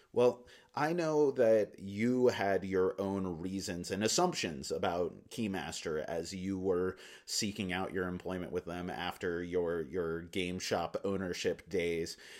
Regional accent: Alaska, United States; moved away; also born or lived in Philippines / New Delhi, India; having grown up in Alaska, I, and I've lived in lots of different places in the world

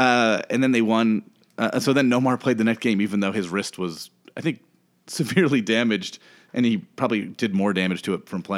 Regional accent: Connecticut, United States; also born or lived in Parma, Ohio; I was born in Ohio. I was born just outside Cleveland in Parma, Ohio. I moved when I was three to Connecticut, which is where I grew up.

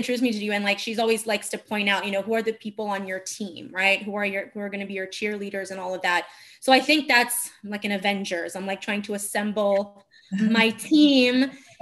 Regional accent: Turin, Piedmont, Italy; English is a second language; moved away as an adult; also born or lived in Marche / Abruzzo; now in New York, United States; I grew up in Turin in the north, but my parents are from Marche and Abruzzo.

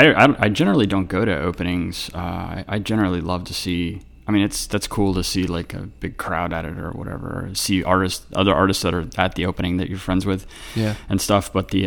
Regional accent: North Carolina, United States; also born or lived in San Diego / Colorado; now in Richmond, United States; primarily I grew up in North Carolina, but I was born in San Diego, and then I lived in Colorado for a little bit when I was a kid, and then, but primarily I grew up in North Carolina.

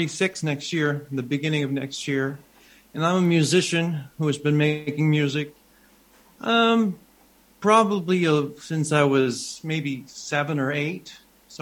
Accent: New Brunswick, Canada; also born or lived in Montreal; It's my home. It's where I actually grew up about a 45 minutes away from here in a smaller village, but this is the closest city to where I actually grew up.

